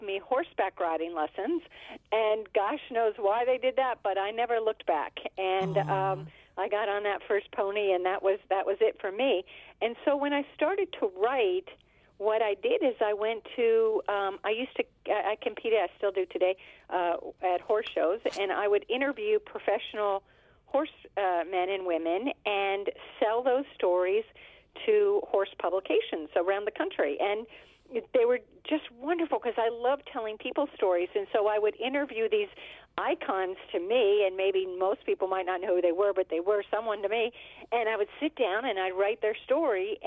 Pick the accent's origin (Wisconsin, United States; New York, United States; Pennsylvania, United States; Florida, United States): Pennsylvania, United States; Pittsburgh; I grew up in Pittsburgh, Pennsylvania